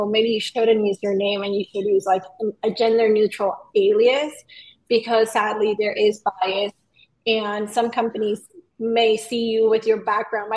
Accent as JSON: {"language": "English", "country": "Venezuela", "also_born_or_lived": "Puerto Rico", "moved": "yes", "lives_now": "Los Angeles, United States", "said": "I'm from Venezuela"}